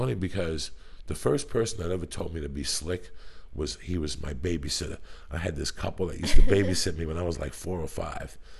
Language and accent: English; New Jersey, United States; moved away as an adult; also born or lived in Colorado; I'm from Jersey